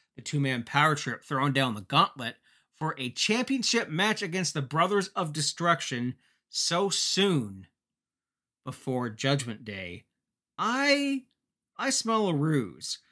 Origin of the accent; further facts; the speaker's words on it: Ontario, Canada; my hometown